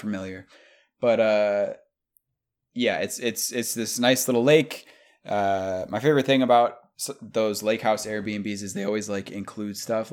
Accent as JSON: {"language": "English", "region": "New York", "country": "United States", "said": "I'm from New York, they're like, \"Oh, you're from the city?\" Like, nah."}